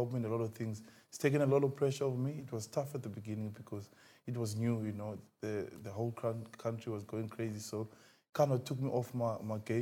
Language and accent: English; Gqeberha, Eastern Cape, South Africa; where I'm from Zwide